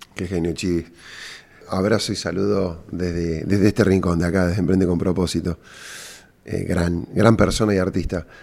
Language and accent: Spanish; Córdoba, Argentina; cordobés y emprendedor